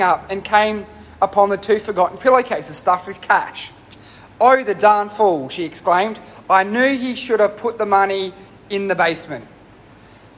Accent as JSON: {"language": "English", "country": "Australia", "tie": "born or raised there", "said": "I'm an Australian who's grown up in Australia"}